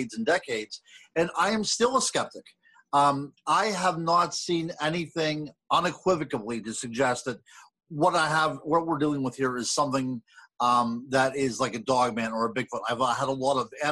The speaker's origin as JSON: {"language": "English", "town": "Blairsville", "region": "Pennsylvania", "country": "United States", "tie": "born or raised there", "said": "I grew up in Blairsville"}